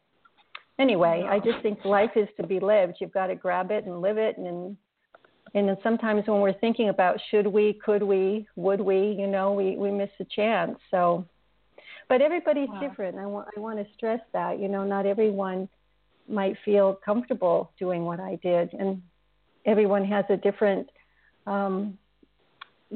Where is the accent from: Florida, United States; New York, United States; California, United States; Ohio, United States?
California, United States; moved away as an adult; now in Italy; I will always consider myself a Californian